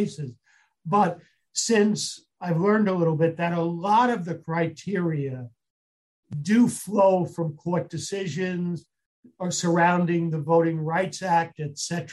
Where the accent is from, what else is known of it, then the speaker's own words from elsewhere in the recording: New York City, New York, United States; I'm a New Yorker